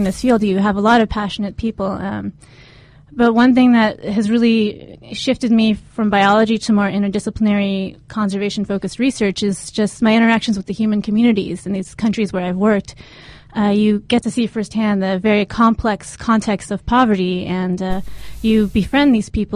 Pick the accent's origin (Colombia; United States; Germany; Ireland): United States; San Diego, California; also born or lived in Japan; I was born in Japan, but grew up in San Diego